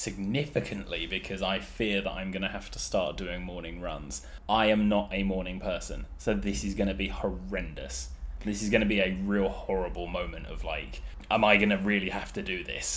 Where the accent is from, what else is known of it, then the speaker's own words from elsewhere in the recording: England, United Kingdom; us English men